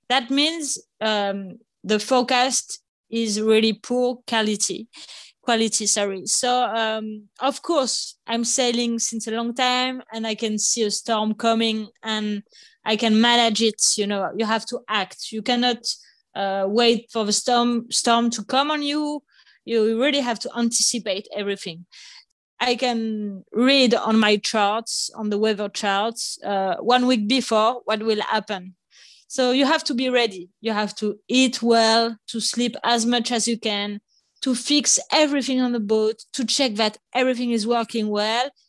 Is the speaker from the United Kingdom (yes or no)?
no; Nice, Provence-Alpes-Côte d'Azur, France; English is a second language; also born or lived in Paris; Nice, so close by the sea in the south of France, when I was three years old. So my brother and I, we grew up nearby the sea